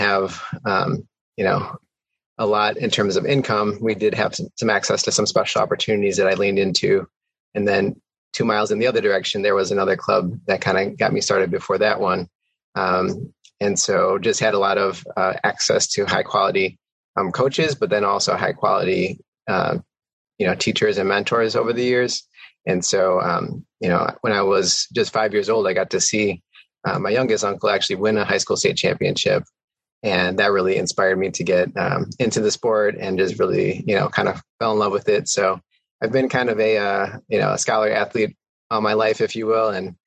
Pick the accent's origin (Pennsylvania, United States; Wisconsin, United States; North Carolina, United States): Wisconsin, United States; Milwaukee; also born or lived in Camp Pendleton, California; now in Baltimore, United States; I grew up in the inner city of Milwaukee on the near south side